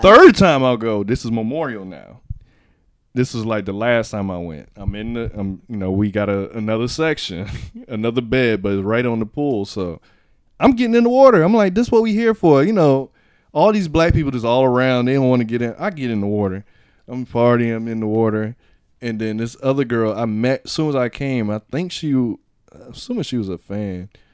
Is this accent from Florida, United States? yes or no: yes; Miami, Florida, United States; I'm from Miami